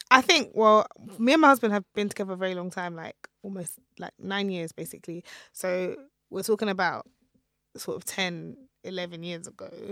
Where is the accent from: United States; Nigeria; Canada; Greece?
Nigeria; my husband is Ghanaian and I'm Nigerian